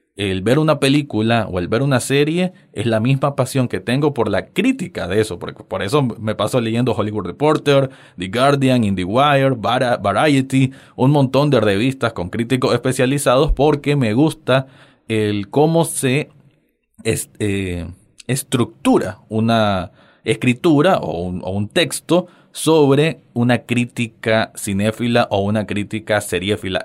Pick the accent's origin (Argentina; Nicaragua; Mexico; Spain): Nicaragua; me alegra mucho saber de que hay personas fuera de mi, de mi tierra